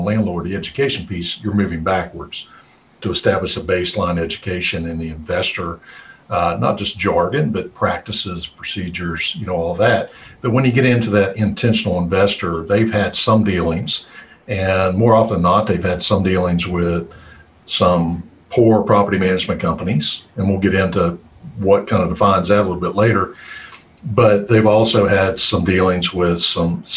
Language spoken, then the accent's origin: English; West Virginia, United States; I grew up in West Virginia. I always say I'm just a hillbilly at heart